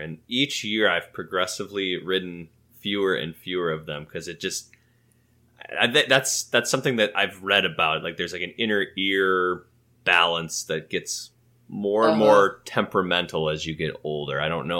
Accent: Grand Rapids, Michigan, United States; Michigan Adventure, it's in Muskegon, which is about an hour and a half from where we grew up in Grand Rapids.

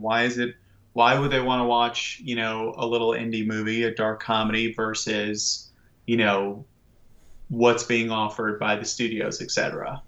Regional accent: Washington, District of Columbia, United States; I grew up in Washington, D C, and I grew up in the nineties

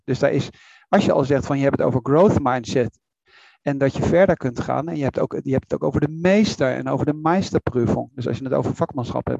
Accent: Netherlands

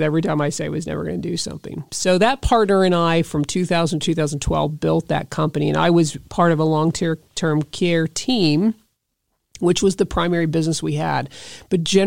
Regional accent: Westerville, Ohio, United States; I grew up in Old Town Westerville over by Otterbein College

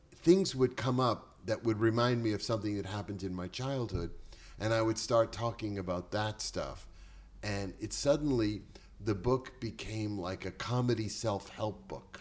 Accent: Boston, Massachusetts, United States; also born or lived in Chelsea, Massachusetts; now in Bel Air, United States; I was born in Boston, raised in the projects

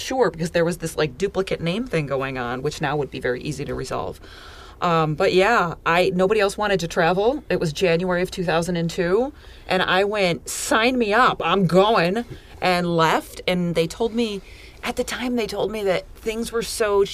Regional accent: Gates, New York, United States; moved away as an adult; also born or lived in Mantua, Italy; I was born and raised in Gates

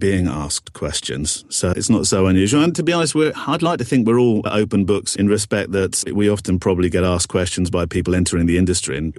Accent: United Kingdom; Radio Hartford, which was my hometown.

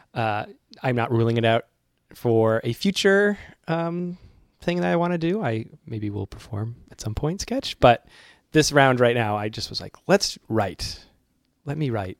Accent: Worcester, Massachusetts, United States; now in New York, United States; what hometown am I from? Worcester.

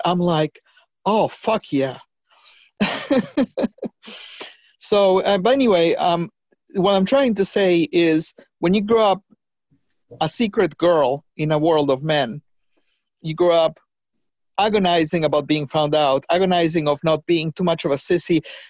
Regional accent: New York, United States; a brown girl growing up in the Heights in New York

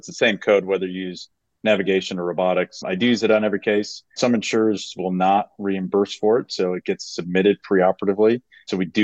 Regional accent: Wisconsin, United States; I'm from Wisconsin originally.

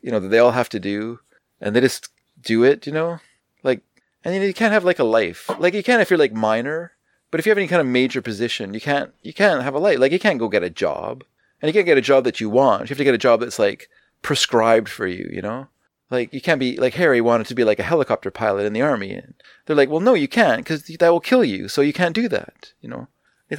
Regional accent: Canada; I'm Canadian

